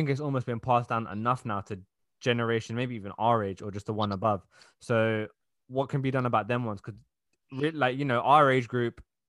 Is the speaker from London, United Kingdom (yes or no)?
yes; London, United Kingdom; we're from London, so like, we've been around all different races our whole life